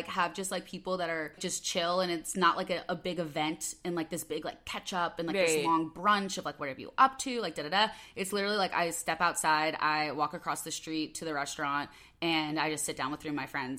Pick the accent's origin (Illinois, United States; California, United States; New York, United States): Illinois, United States; Chicago; accent: Midwest; moved away as an adult; also born or lived in Los Angeles, United States; I'd always say, like, oh, I'm from Chicago. And then people would be like, oh, like, where? And then you'd have to, like, narrow it down. I'd be like, Northwest suburbs.